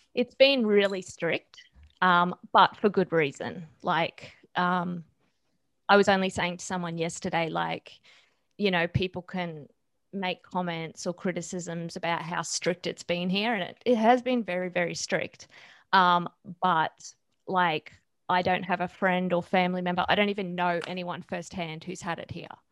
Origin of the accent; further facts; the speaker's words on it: Australia; I am Australian